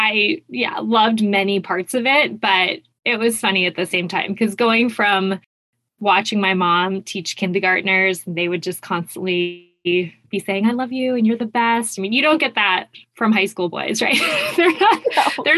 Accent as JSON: {"language": "English", "town": "Mesa", "region": "Arizona", "country": "United States", "tie": "born or raised there", "also_born_or_lived": "Santa Clara, California / New York", "moved": "as an adult", "lives_now": "Oakland, United States", "said": "I was born and raised in Mesa, Arizona"}